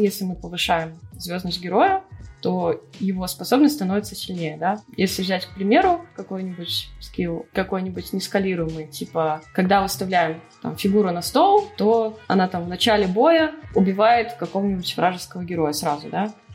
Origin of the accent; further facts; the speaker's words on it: Belarus; moved away as an adult; now in Russia; я вообще из Беларуси, э, и, соответственно, образование получала там же